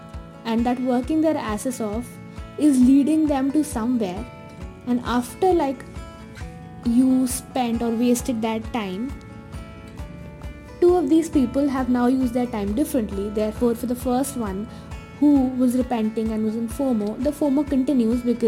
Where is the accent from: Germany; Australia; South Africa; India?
India; Jaipur, Rajasthan; I was here at my hometown, Jaipur